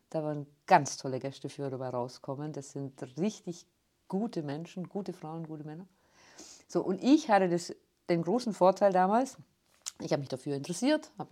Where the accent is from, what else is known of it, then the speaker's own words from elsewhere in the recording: Ulm, Baden-Württemberg, Germany; Aufwachsen hier in der Stadt und ich wurde oft angesprochen wegen meinem rollenden R. Ich bin nicht gebürtig aus Ulm, aber mit vier Wochen hierher verschleppt worden.